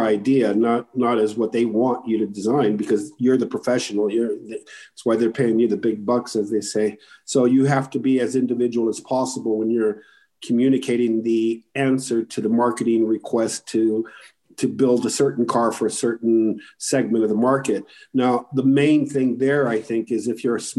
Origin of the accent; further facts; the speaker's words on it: Morocco; I grew up in Morocco